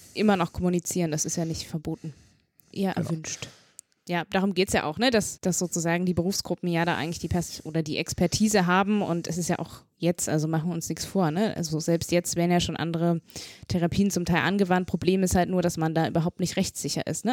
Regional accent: Saxony, Germany; moved away; ich komme ja aus Sachsen ursprünglich

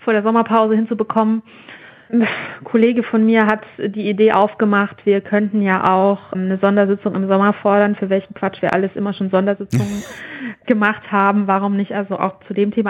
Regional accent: Germany; bei uns in Deutschland

